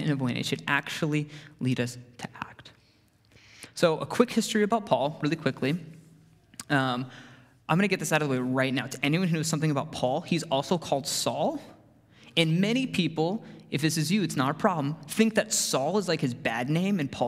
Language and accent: English; Arizona, United States; I grew up in Arizona